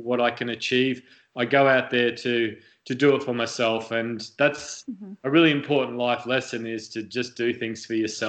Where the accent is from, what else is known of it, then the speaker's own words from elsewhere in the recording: Australia; also born or lived in United Kingdom; now in United States; me as a kid growing up in Australia